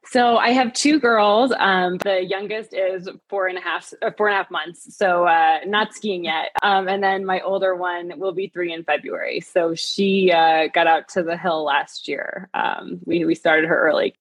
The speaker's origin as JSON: {"language": "English", "region": "Vermont", "country": "United States", "tie": "born or raised there", "also_born_or_lived": "New York City", "moved": "as an adult", "lives_now": "Park City, United States", "said": "I grew up in Vermont"}